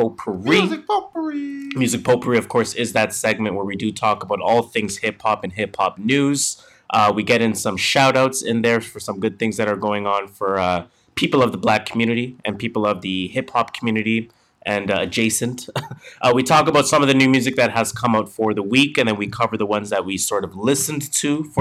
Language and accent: English; Canada; we're Canadian